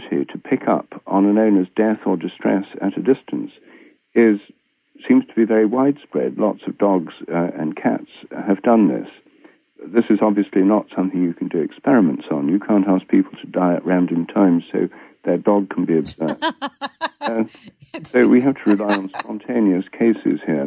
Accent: Newark, East Midlands, United Kingdom; my hometown, Newark, Nottinghamshire, in England

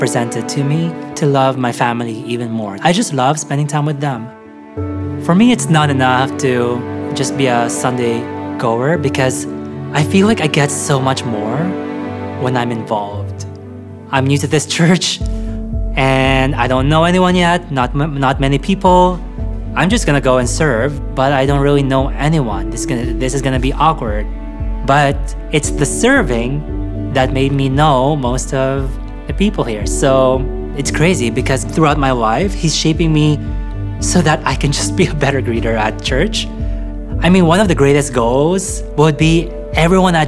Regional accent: Philippines; now in Canada; I grew up in the Philippines

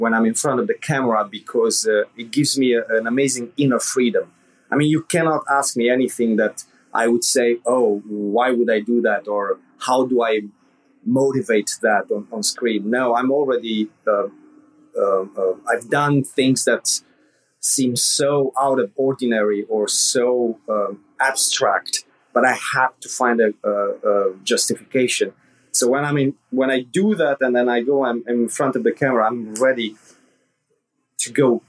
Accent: Transylvania, Romania; moved away as an adult; now in United States; I was born in Romania during communism, and I grew up in the like darkest time of communism in the late 80s

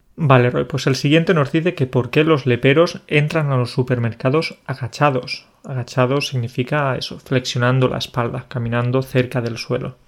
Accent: Andalusia, Spain; Yo soy andaluz

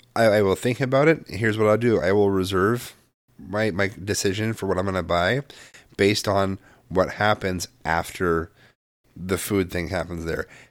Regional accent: Midwest, United States; moved away; also born or lived in West Coast; I grew up partially in the Midwest

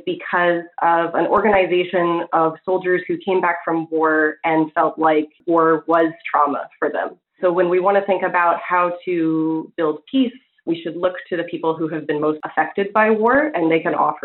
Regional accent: Illinois and Kansas, Midwest, United States; moved away as an adult; now in Vancouver, Canada; I spent most of my youth as growing up in Illinois and in Kansas. Fast forward a few years, I moved from the U.S. to Vancouver

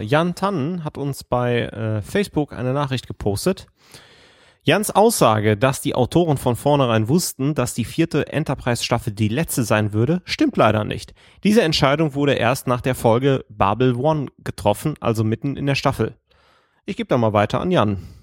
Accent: Erkelenz, North Rhine-Westphalia, Germany; moved away; wo Erkelenz doch mein Geburtsort ist

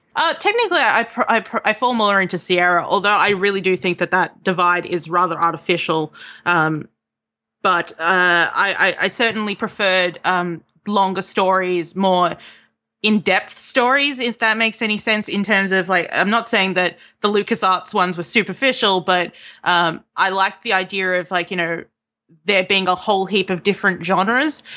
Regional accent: Melbourne, Victoria, Australia; moved away as an adult; now in York, United Kingdom; I'm from Melbourne. I just moved here in August

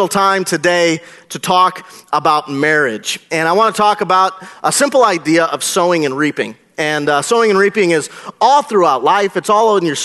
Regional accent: Marshfield, Wisconsin, United States; I grew up in Marshfield, Wisconsin

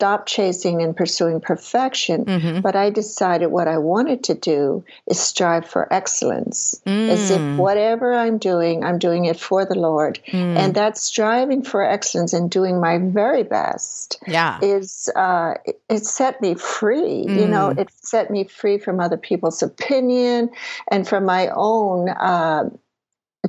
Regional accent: Prince Edward Island, Canada; I grew up in Prince Edward Island, Canada

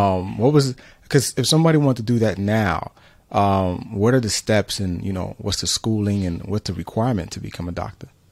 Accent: New York City, New York, United States; my parents are immigrants from Central America, Honduras, um, I was born in New York City

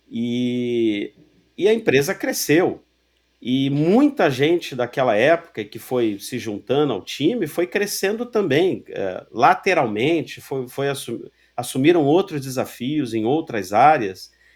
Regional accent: Rio de Janeiro, Brazil; Sou carioca, torcedor do América

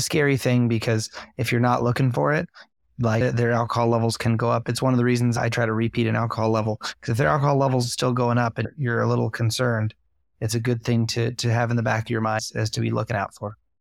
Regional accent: New York, United States; I'm from New York

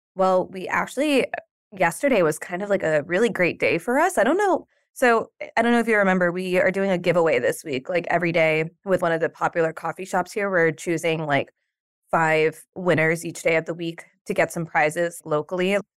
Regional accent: New York, United States; I'm from New York

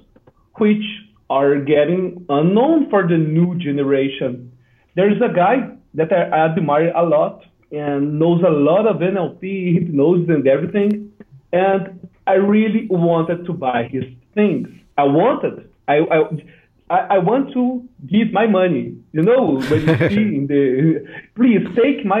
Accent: Brazil; I'm from Brazil

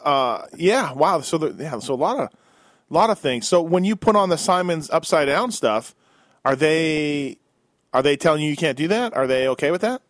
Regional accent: Canada; me being Canadian, born and raised

